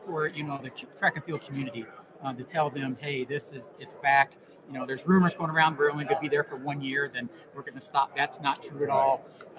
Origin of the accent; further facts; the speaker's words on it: Lawrence, Kansas, United States; I'm a born and bred Lawrence kid. I was born in Lawrence Memorial Hospital.